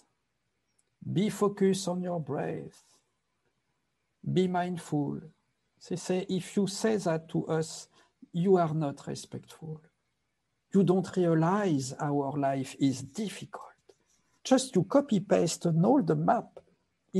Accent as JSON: {"language": "English", "town": "Paris", "region": "Île-de-France", "country": "France", "tie": "born or raised there", "also_born_or_lived": "Nepal", "moved": "yes", "lives_now": "Los Angeles, United States", "said": "I was born in Paris, raised in Paris, and my family was very, very violent"}